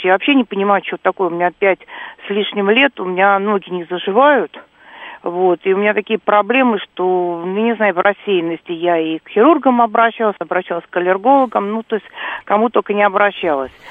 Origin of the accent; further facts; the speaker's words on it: Moscow, Russia; Вот я москвичка, да, сверхкоренная.